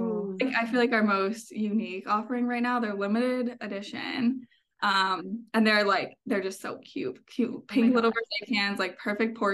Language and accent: English; Pennsylvania, United States; I'm from Pennsylvania